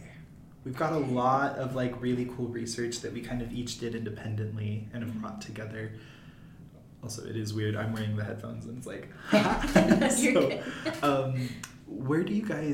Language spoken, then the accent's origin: English; United States; first language American Sign Language; also born or lived in Argentina; now in Utah, United States; I was born in the United States